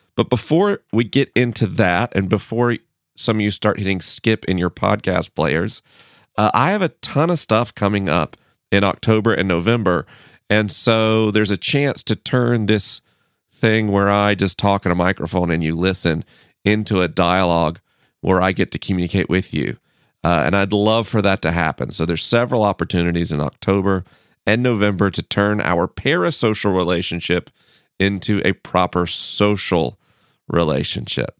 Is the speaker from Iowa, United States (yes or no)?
no; Tallahassee, Florida, United States; moved away; my hometown, Tallahassee, Florida